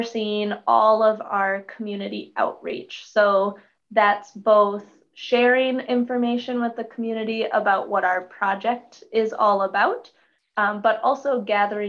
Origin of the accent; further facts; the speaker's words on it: Hill City, Minnesota, United States; I'm originally from Hill City, Minnesota, just south of the Grand Rapids area in Aiken County, just about an hour west of the Duluth area. That's where I was born and raised